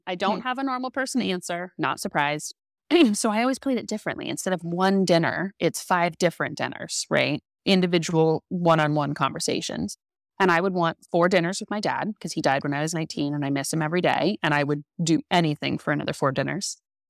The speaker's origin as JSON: {"language": "English", "region": "California", "country": "United States", "said": "I came from California to be here."}